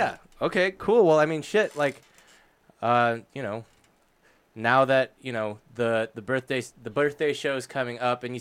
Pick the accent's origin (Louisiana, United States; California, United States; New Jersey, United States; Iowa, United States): California, United States; Irvine; I'm from Irvine